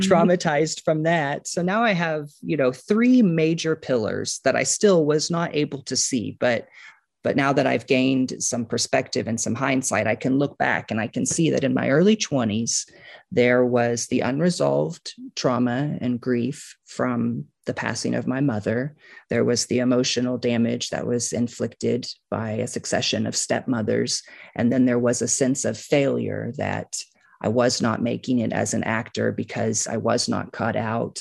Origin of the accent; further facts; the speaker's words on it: Kansas City, Missouri, United States; I grew up on a farm outside of Kansas City